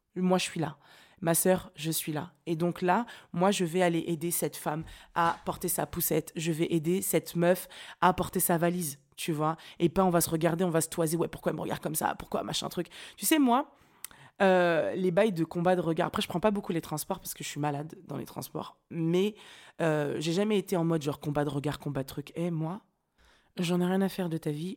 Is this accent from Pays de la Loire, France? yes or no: yes; Nantes, Pays de la Loire, France; moved away; je viens de Nantes